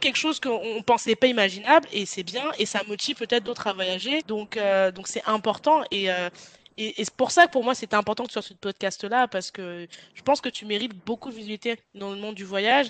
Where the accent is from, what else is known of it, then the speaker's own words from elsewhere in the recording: France; je suis française aussi